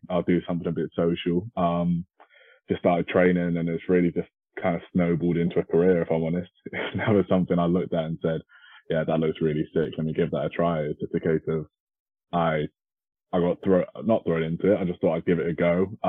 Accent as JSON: {"language": "English", "country": "United Kingdom", "said": "I am a British high jumper, currently ranked number one in the rankings."}